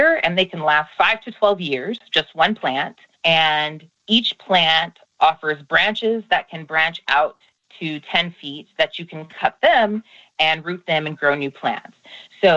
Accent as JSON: {"language": "English", "region": "Iowa", "country": "United States", "tie": "born or raised there", "moved": "as an adult", "lives_now": "Los Angeles, United States", "said": "I grew up in a farming community. I'm originally from Iowa, here in the United States, in the Midwest"}